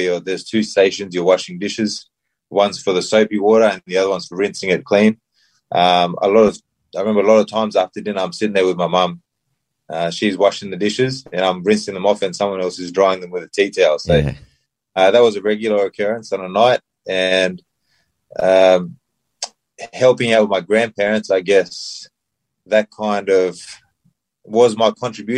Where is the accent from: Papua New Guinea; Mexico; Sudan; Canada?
Papua New Guinea; Tubusereia Village, near Port Moresby, Central Province; moved away; I'm from Tubusera Village, which is half an hour from Port Moresby. I grew up in the village. I lived there for 12 years.